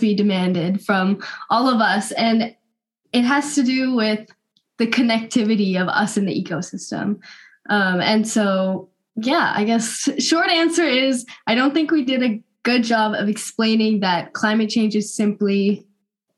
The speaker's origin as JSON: {"language": "English", "region": "Northern California", "country": "United States", "said": "I'm from Northern California, so West Coast, best coast"}